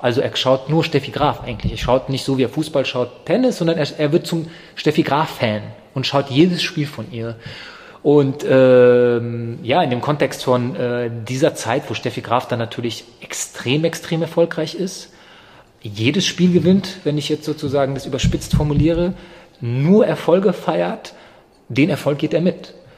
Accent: Germany; also born or lived in Yugoslavia; ich bin 91 in Jugoslawien geboren, das ist sozusagen der Zusammenhang. Ähm, ich bin dann ab 91 auch in Deutschland aufgewachsen

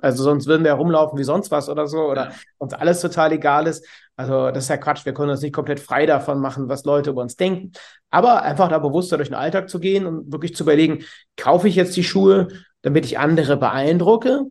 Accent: Cologne, North Rhine-Westphalia, Germany; bin aus Köln, 37 Jahre alt

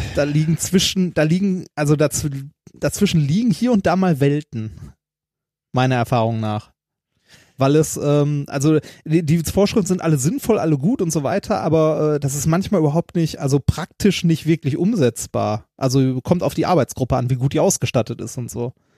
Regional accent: Germany; bei uns in Deutschland

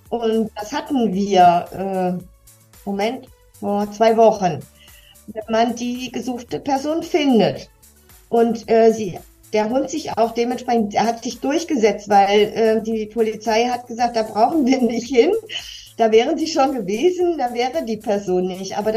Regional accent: Kassel, Hesse, Germany; born there; Ich komme gebürtig aus Kassel, wohne heute in Felmer schon seit einigen Jahren

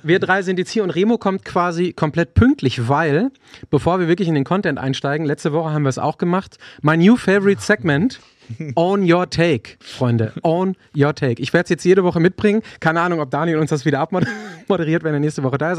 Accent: Germany; als Deutscher gewohnt

